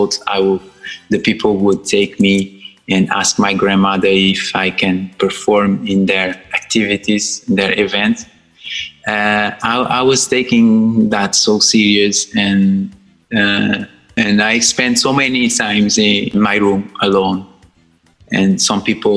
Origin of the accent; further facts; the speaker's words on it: Sal, Cape Verde; English is a second language; moved away as an adult; now in London, United Kingdom; I was born in Cape Verde, island of Sal, very, very dry island